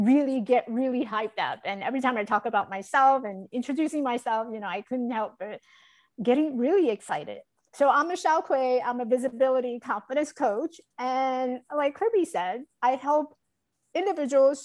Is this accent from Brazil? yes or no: no; Taiwan; now in United States; I was born in Taiwan. I grew up in Taiwan.